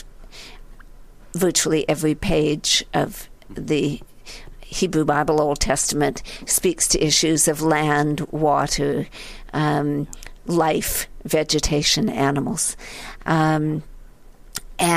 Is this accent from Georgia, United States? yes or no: no; San Francisco Bay Area, California, United States; moved away as an adult; also born or lived in New Haven, Connecticut; I grew up in a very beautiful place, the San Francisco Bay Area